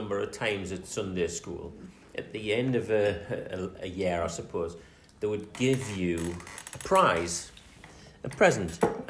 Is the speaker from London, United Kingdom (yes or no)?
no; North Seaton Colliery, North East England, United Kingdom; born there; You know, I was born in North Seaton Colliery.